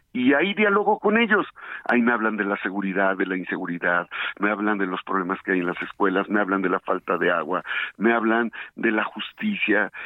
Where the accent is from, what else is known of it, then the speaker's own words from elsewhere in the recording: Izúcar de Matamoros, Puebla, Mexico; Yo amo a Puebla, soy un poblano que eh, nació en Izúcar de Matamoros, la Mixteca, una zona expulsora